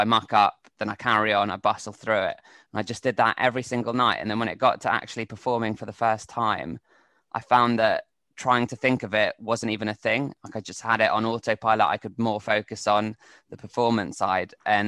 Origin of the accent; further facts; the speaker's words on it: England, United Kingdom; now in Spain; as an Englishman in Spain, which I think I could probably write quite a lot about.